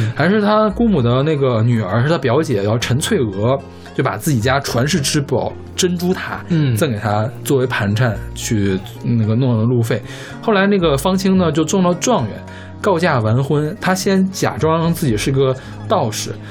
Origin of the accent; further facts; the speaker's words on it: Beijing, China; 比如说我是北京人，比如说我，我叔叔啊，我婶儿啊，他们北京人